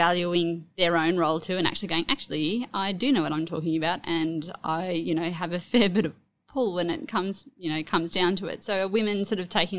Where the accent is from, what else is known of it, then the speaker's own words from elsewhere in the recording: North Queensland, Australia; moved away; also born or lived in Hobart; I grew up in North Queensland and we moved to Hobart